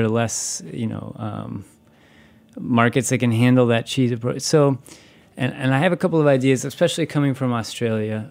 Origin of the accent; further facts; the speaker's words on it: Wisconsin, United States; I'm from Wisconsin.